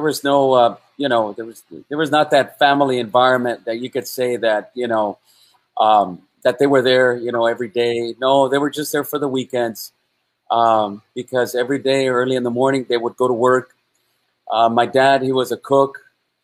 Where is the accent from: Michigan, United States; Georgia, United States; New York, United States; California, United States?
California, United States; Los Angeles; also born or lived in Durango, Mexico; I was born in East Los Angeles, and I grew up there in the Maravilla projects